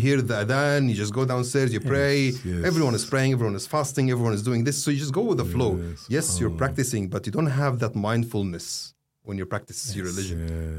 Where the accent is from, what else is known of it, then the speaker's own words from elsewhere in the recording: Egypt; I was like, I'm from Egypt.